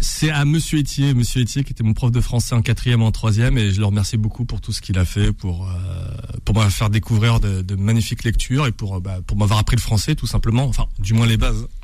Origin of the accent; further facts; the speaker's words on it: Bondy, Île-de-France, France; C'est là où je suis né, c'est là où j'ai grandi.